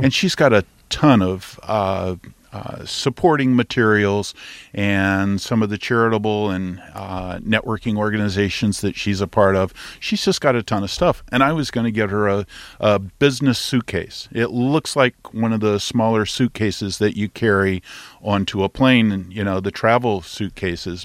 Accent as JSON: {"language": "English", "region": "Texas", "country": "United States", "said": "I'm a Texan"}